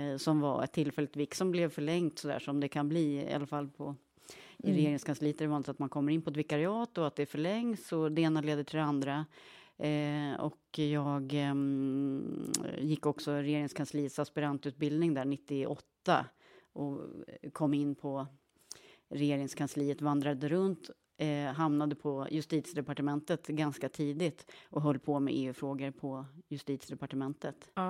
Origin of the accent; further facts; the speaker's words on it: Krokek, Östergötland, Sweden; accent: Norrköping dialect; Ja, jag växte upp i Krokek, heter en, en, eh, ett litet samhälle. Kolmården är ju mer bekant mm. postnummerområde.